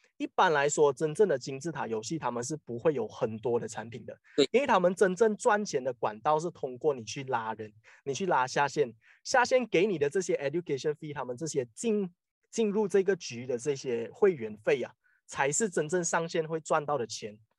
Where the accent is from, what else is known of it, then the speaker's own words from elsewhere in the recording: Malaysia; 我们马来西亚人这里